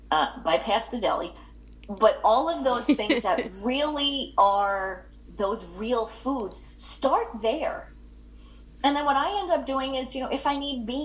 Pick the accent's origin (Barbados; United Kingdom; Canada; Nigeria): United Kingdom; England; I'm English.